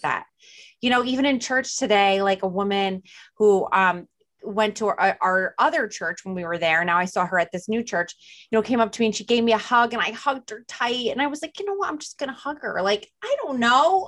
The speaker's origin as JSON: {"language": "English", "region": "New Jersey", "country": "United States", "accent": "Jersey drawl", "said": "New Jersey"}